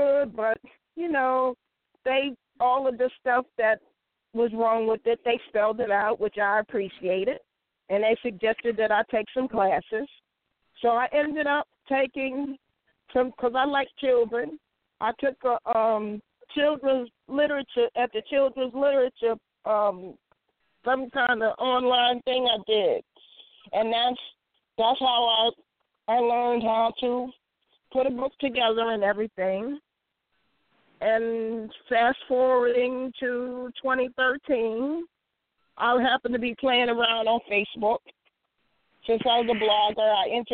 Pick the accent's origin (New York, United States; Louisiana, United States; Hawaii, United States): New York, United States; now in North Carolina, United States; I'm originally from the Empire State, in which all of my books are based